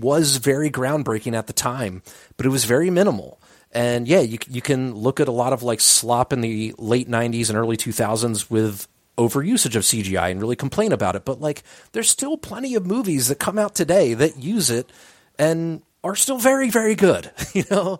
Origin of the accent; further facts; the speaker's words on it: Delaware County, Pennsylvania, United States; we grew up in Delco, so, like, it was very easy for us to just go walk to all of our friends' houses